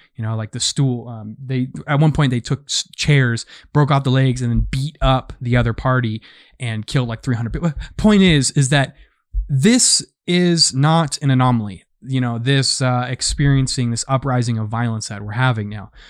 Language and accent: English; United States; I am an American. I've been an American for twenty-six years now